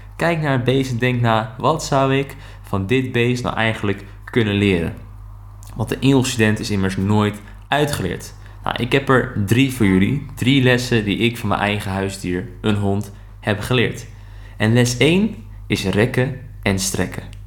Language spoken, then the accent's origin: Dutch; Netherlands; wij dat als Nederlanders